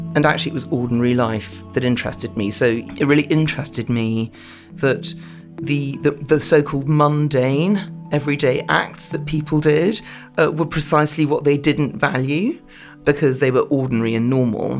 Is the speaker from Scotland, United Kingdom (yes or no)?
no; London, United Kingdom; I'm a Londoner, I was brought up in, in central London